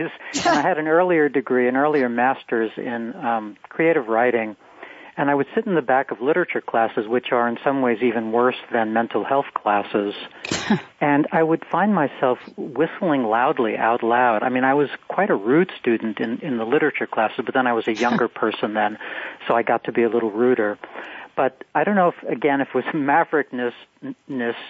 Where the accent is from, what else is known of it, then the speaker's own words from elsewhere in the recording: New York, United States; I grew up on Kelly Street